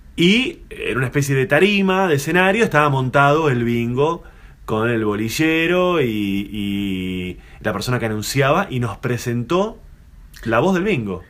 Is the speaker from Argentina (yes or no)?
yes; Argentina; como buen argentino